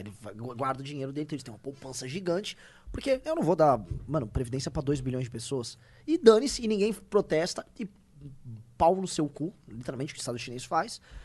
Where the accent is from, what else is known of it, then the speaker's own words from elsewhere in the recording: Brazil; nós brasileiros